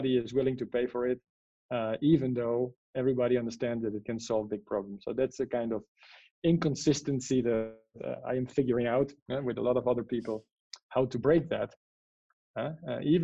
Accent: Netherlands; English is a second language; moved away; I'm from the Netherlands, so I'm neither native in Spanish, neither in English.

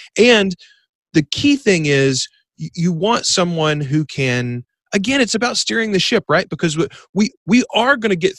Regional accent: Bastrop, Louisiana, United States; now in Ruston, United States; No, I grew up in this little town, Bastrop, Louisiana.

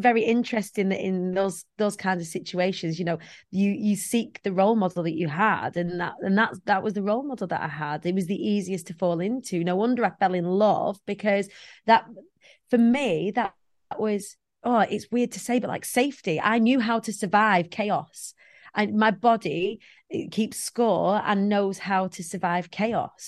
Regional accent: Preston, North West England, United Kingdom; I come from the Council of States of Preston

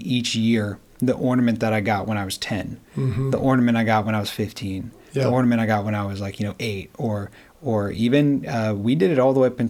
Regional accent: the South, United States; growing up in the South

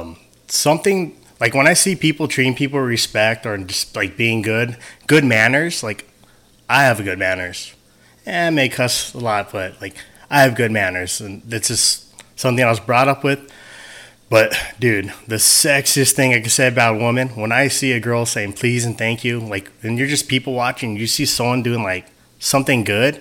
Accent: United States; Hell yeah, man. Being American and having a good dad.

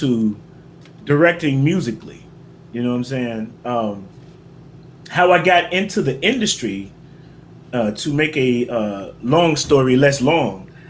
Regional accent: Memphis, Tennessee, United States; moved away; also born or lived in Atlanta, Georgia; I'm originally from Memphis, Tennessee. Partially raised in Atlanta, Georgia.

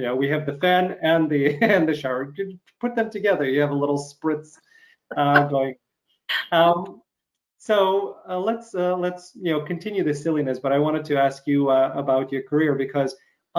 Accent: Chicago, Illinois, United States; you're from Chicago, I'm from Chicago.

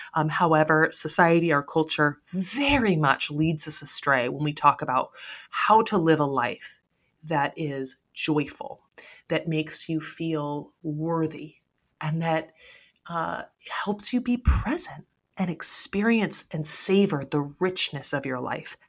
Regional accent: United States; the sense of security that we have here in the United States

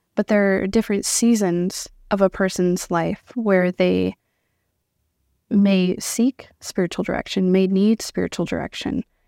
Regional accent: Iowa, United States; moved away as an adult; now in Sioux Falls, United States; born and raised in Iowa

